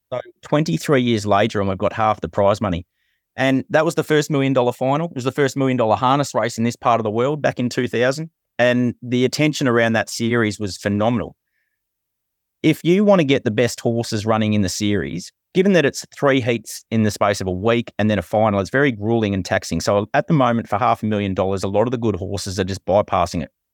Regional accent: country Victoria, Australia; I grew up in Kai Abram and Shepherd and up in country Victoria

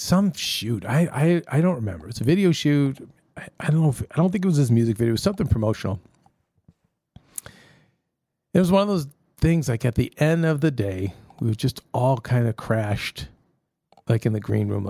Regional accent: Australia; This is one of the weeks where I'm kind of tired of being Aussie.

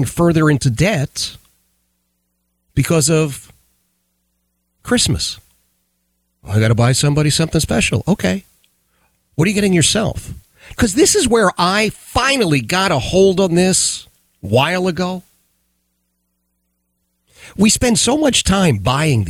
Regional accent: Philadelphia, Pennsylvania, United States; I grew up in Philadelphia, in the city of Philadelphia

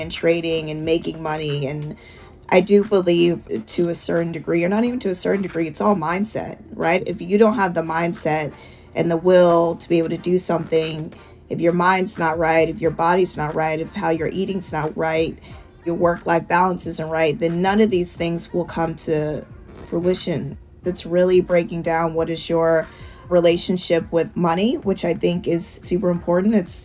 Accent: Georgia, United States; moved away as an adult; now in New York City, United States; Growing up in Georgia was amazing.

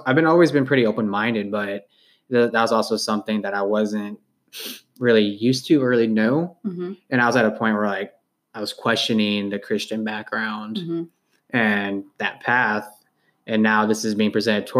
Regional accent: California, United States; moved away as an adult; also born or lived in Los Angeles; now in Kansas City, United States; I grew up with in California

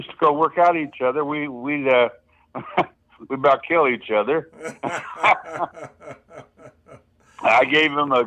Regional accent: St. Joseph, Missouri, United States; I'm originally from St. Joseph, Missouri.

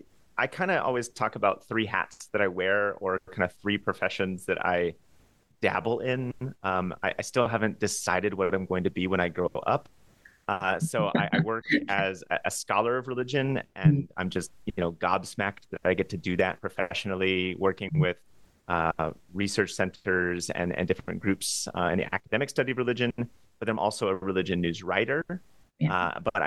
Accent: Los Angeles, California, United States; But it started there growing up in Los Angeles within a conservative evangelical Christian household

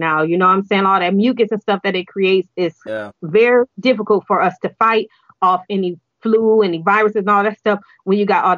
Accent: Detroit, Michigan, United States; I am born and raised in Detroit

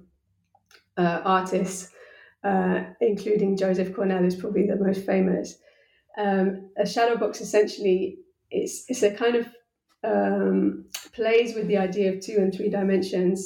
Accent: United Kingdom; I'm a British person, you know, like I come from the center of the center

